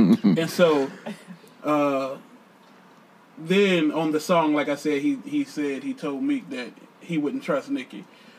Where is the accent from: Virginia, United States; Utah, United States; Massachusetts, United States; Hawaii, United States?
Virginia, United States; Richmond; I'm from Richmond.